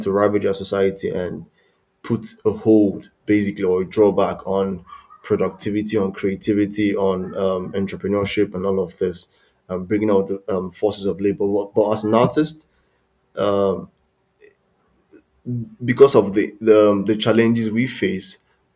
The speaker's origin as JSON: {"language": "English", "country": "Nigeria", "tie": "born or raised there", "said": "growing up in Nigeria was fun for me because I grew up in the early 90s"}